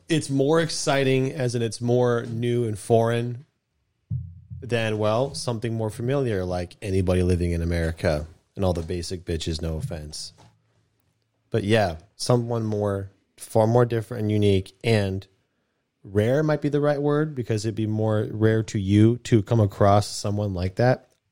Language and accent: English; United States; I'm American